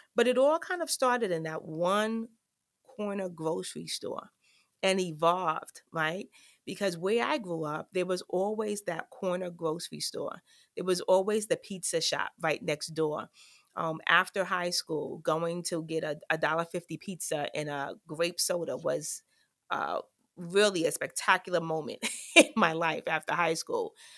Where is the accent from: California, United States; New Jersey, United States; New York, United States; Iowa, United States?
New York, United States; New York City; I grew up in the South Bronx, um, of New York, in the projects, Claremont Village to be exact